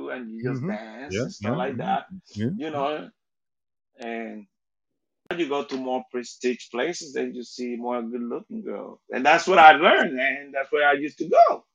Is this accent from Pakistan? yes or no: no; Puerto Rico; English is a second language; moved away; I was raised in Puerto Rico